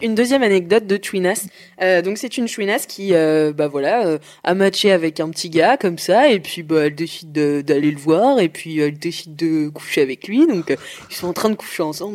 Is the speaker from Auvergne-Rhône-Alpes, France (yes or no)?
no; Nantes, Pays de la Loire, France; moved away; Je suis rentrée chez moi à Nantes